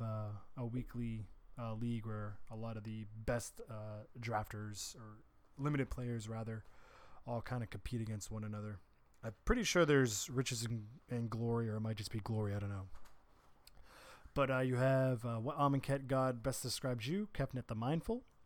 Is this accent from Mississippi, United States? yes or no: no; Bellingham, Massachusetts, United States; my hometown of Bellingham, Massachusetts